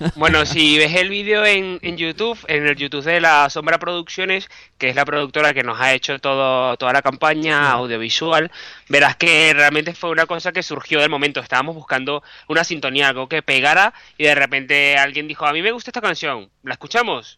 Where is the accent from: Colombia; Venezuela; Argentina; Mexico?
Venezuela; moved away as an adult; also born or lived in Caracas / Bilbao; now in Madrid, Spain; yo soy periodista, soy venezolano